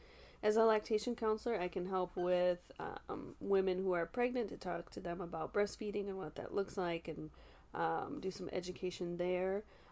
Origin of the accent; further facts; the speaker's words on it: Eau Claire, Wisconsin, United States; I'm from Eau Claire, born and raised, and sober 9 years.